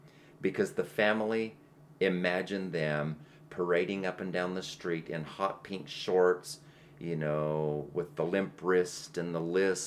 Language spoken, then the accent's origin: English; Utah, United States; I am from Utah.